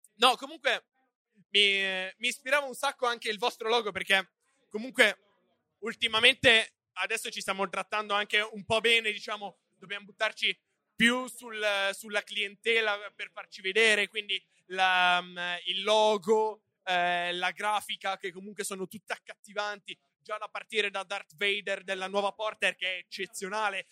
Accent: Trecate, Piedmont, Italy; io vengo dalla terra di Croci di Malto, io sono di Trecate

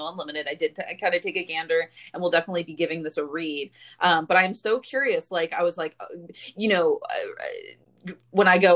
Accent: San Diego, California, United States; I grew up in San Diego

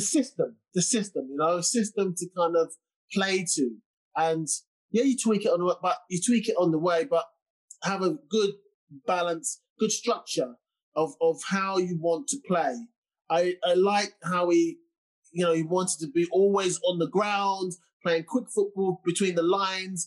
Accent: England, United Kingdom; I'm from England

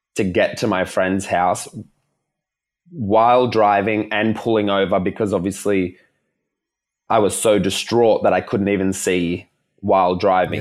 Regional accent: Melbourne, Victoria, Australia; coming back to Melbourne 'cause I'm from Melbourne

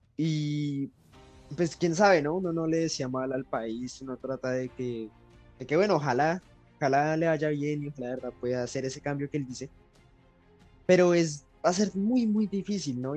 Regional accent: Colombia; nosotros como colombianos

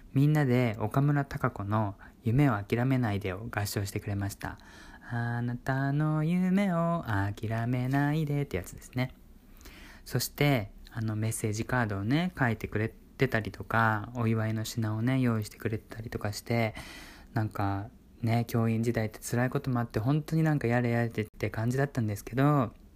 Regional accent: Kyushu, Japan; born or raised there; moved away as an adult; now in Kanto, Japan

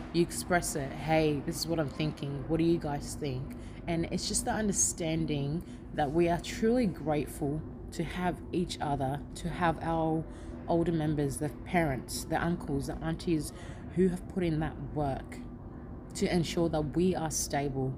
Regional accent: Ghana; now in Australia; Born in Ghana

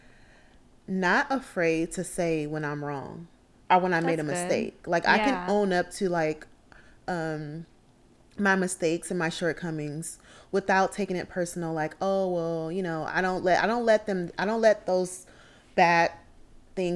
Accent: Oakland, California, United States; I am also from the Bay Area. I am from Oakland, California.

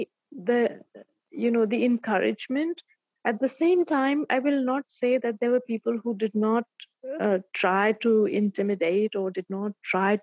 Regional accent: a village near Bandhavgarh, Madhya Pradesh, India; also born or lived in Delhi; the place where I get off to drive to my village

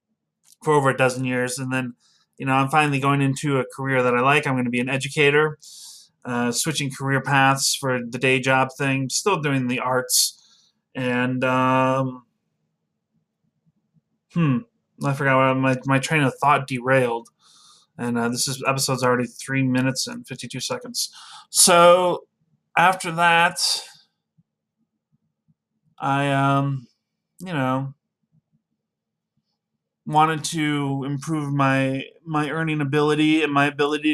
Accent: Midland, Michigan, United States; moved away as an adult; also born or lived in Troy, Michigan; now in Oak Park, United States; I am originally from Midland, Michigan. I moved down to Detroit area, specifically Troy, with several of my siblings. I'm the youngest of six. And when I was 18, I moved down here

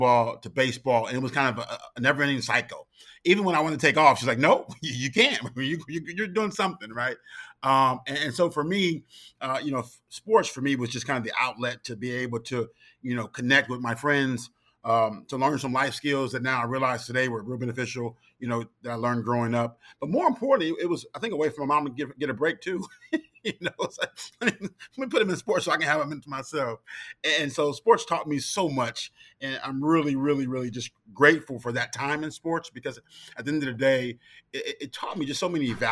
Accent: Southern California, United States; moved away as an adult; also born or lived in Notre Dame, Indiana; I'm from Southern California

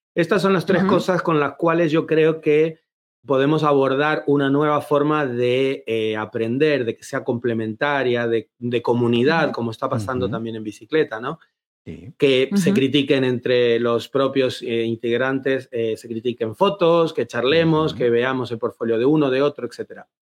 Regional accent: Buenos Aires, Argentina; moved away as an adult; also born or lived in Seville, Spain; now in Madrid, Spain; vengo de Buenos Aires, se me nota creo en el acento

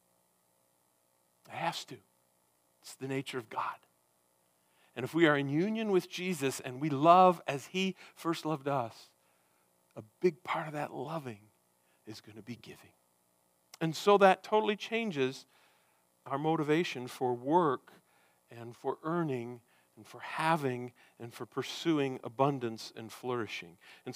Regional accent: United States; we have here as Americans

